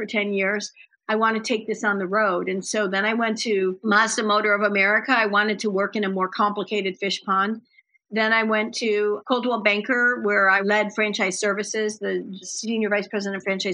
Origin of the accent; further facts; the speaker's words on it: Des Plaines, Illinois, United States; I grew up in Des Plaines, Illinois